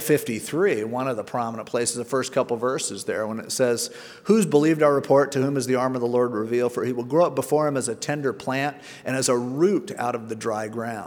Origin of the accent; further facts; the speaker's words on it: Stanton, California, United States; also born or lived in Garden Grove, California / Newport Beach, California; I grew up in Stanton.